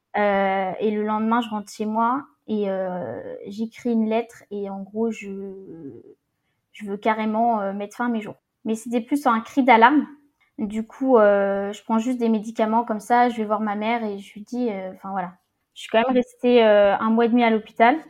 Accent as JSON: {"language": "French", "town": "Rennes", "region": "Brittany", "country": "France", "also_born_or_lived": "south of Ille-et-Vilaine", "said": "je suis de Rennes"}